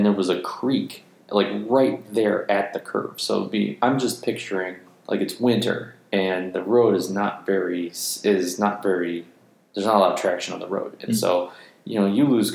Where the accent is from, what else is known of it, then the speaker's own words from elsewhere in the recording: Chicago, Illinois, United States; we're from Chicago